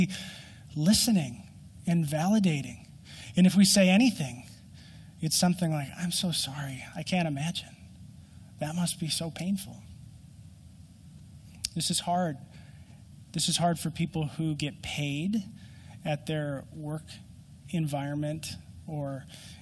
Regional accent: Minnesota, United States; I'm a Minnesotan and our winter lasts so long

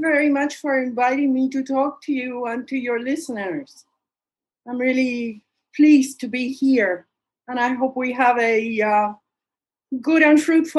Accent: Puerto Rico; I was born in Puerto Rico.

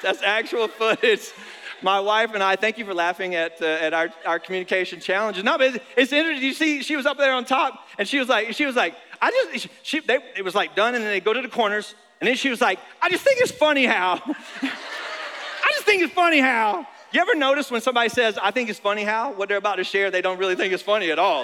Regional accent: North Carolina, United States; now in Florida, United States; I grew up in North Carolina

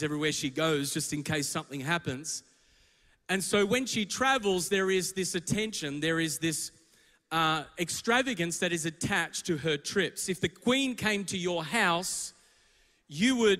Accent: Melbourne, Victoria, Australia; I'm from Melbourne. My church is in Richmond and beyond

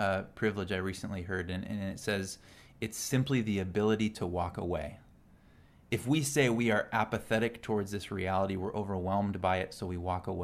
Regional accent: Salinas, California, United States; also born or lived in San Diego, California; I grew up in Salinas, California, which is known as the lettuce capital of the world.

